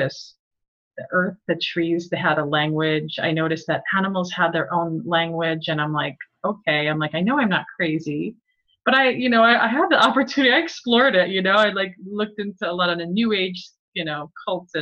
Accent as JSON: {"language": "English", "region": "East coast of New Jersey", "country": "United States", "tie": "born or raised there", "said": "growing up in the East coast of New Jersey"}